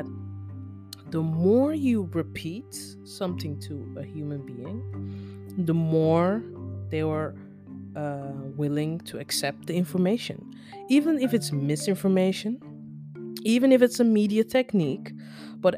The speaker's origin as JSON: {"language": "English", "country": "Netherlands", "tie": "born or raised there", "also_born_or_lived": "Nigeria", "accent": "basic English mixed with US English", "second_language": "English", "said": "now that I've lived in the Netherlands all my life, you can practically call me Dutch."}